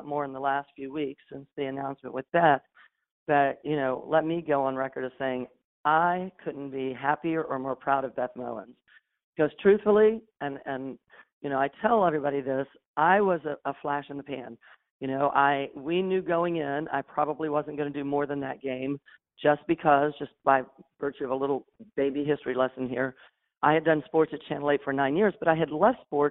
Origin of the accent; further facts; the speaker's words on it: Tampa, Florida, United States; being in my hometown, raising my family